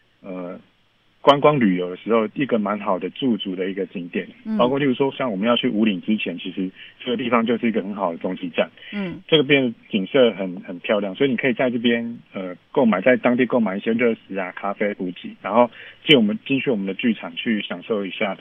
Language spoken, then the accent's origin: Chinese; Hsinchu, Taiwan; 我不是，我是新竹人。